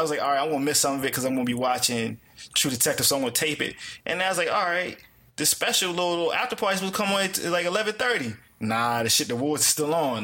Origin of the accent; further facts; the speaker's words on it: Washington, District of Columbia, United States; also born or lived in New York; I'm from um the DC area